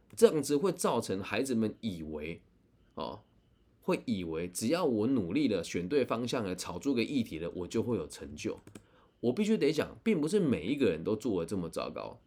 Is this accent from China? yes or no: no; Changhua, Changhua County, Taiwan; 我自己是在善行车库长大的住户